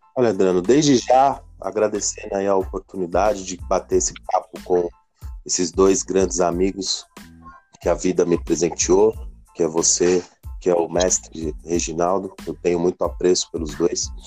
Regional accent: Brazil; Eu me senti representado como brasileiro

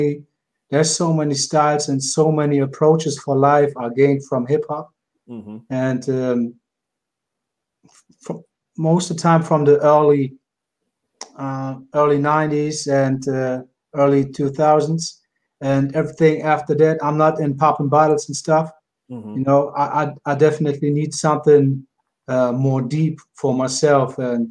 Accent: Hamburg, Germany; And I'm from Hamburg, Germany.

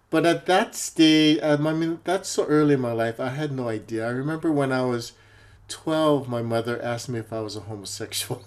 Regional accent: Hawaii, United States; moved away as an adult; also born or lived in Honolulu, Hawaii; now in Seattle, United States; Growing up in Hawaii is an interesting place because it's a melting pot.

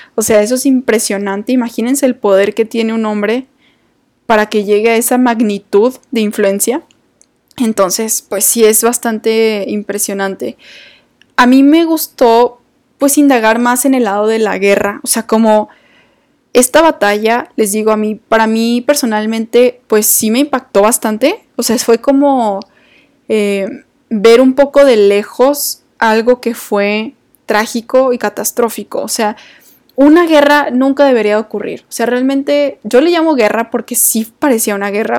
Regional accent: Mexico

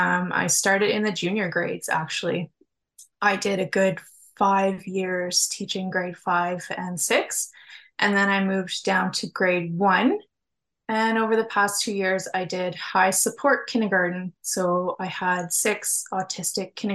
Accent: Southern Ontario, Canada; moved away as an adult; now in Timmins, Canada; I'm originally from Southern Ontario

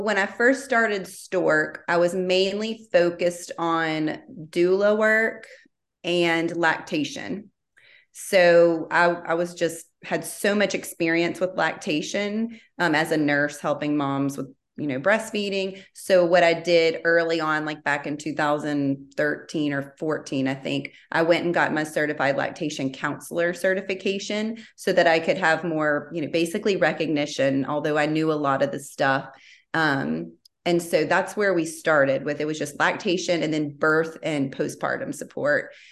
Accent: Baton Rouge, Louisiana, United States; moved away as an adult; now in Austin, United States; I am from Baton Rouge, born and raised.

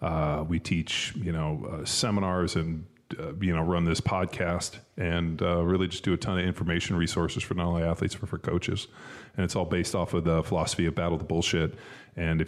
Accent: Southern California, United States; moved away as an adult; also born or lived in Berkeley, California / Philadelphia / Kansas City; now in Austin, United States; I grew up in Southern California

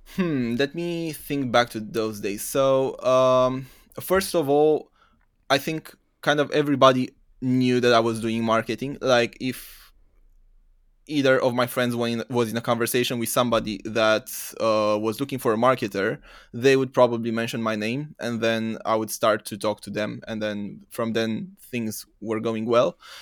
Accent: Romania; moved away as an adult; also born or lived in United Kingdom; originally I'm from Romania, from East Europe.

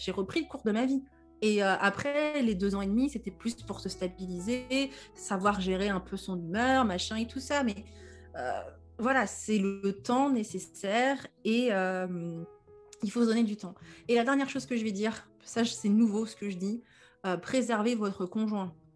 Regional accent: Normandy, France; je suis une congolaise normande, comme je dis

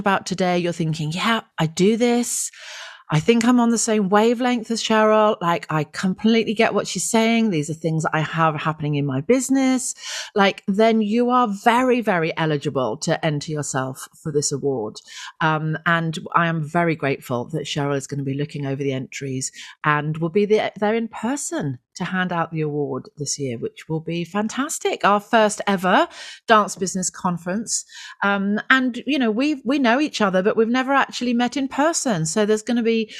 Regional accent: West Country, South West England, United Kingdom; I'm from the West Country

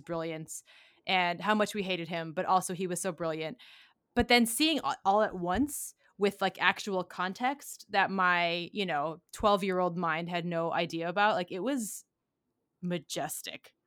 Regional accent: Detroit, Michigan, United States; I grew up in Detroit.

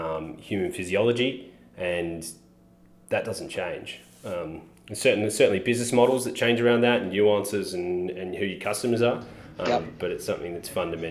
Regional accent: Melbourne, Victoria, Australia; in Melbourne, my hometown

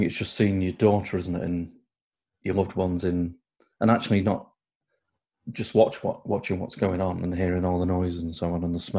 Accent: Crewe, North West England, United Kingdom; moved away as an adult; also born or lived in Plymouth; In Crewe, where I grew up, they were known as smacks.

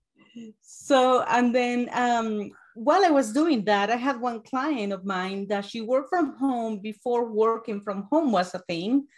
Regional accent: Uruguay; English is a second language; moved away as an adult; now in United States; I'm from Uruguay. I have an accent

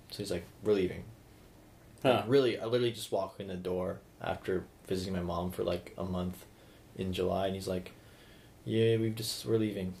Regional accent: Sarnia, Ontario, Canada; moved away; also born or lived in Red Deer, Alberta; The park I grew up in Sarnia

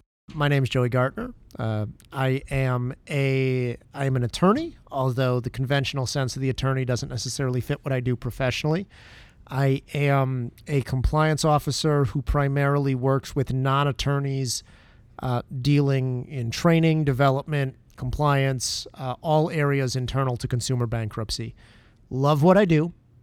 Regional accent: Detroit, Michigan, United States; moved away as an adult; now in Chicago, United States; I grew up in the Metro Detroit area, moved to Chicago for law school.

